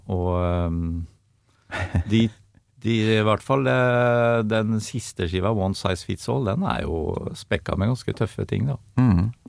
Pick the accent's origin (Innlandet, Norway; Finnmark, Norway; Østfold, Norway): Østfold, Norway; Sponvika; jeg kommer fra Sponvika, som er eh, et lite fiskevær på utsida av Sinsensusbrua. Ja. Rett i munningen av, der du kommer inn i Iddefjorden.